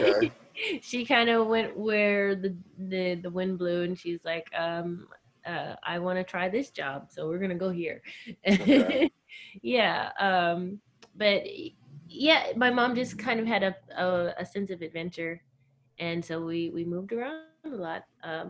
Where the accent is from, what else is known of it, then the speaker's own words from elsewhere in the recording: Virginia, United States; also born or lived in Alabama / Tennessee / Florida; now in New York, United States; I was born in Virginia. I guess I grew up, I am a Southern girl. I spent a lot of time in Alabama, Virginia, mainly, but also Tennessee and Florida.